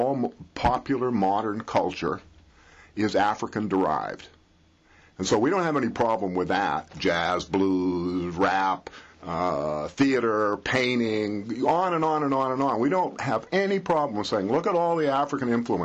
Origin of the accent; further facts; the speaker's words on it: Canada; being Canadian